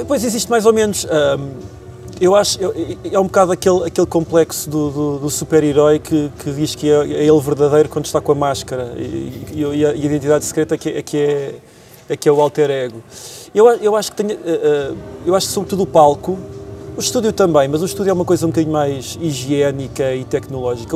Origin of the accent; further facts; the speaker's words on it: Tondela, Viseu, Portugal; now in Lisbon, Portugal; minha terra natal, de onde eu cresci, onde eu me forjei, onde eu aprendi a fazer canções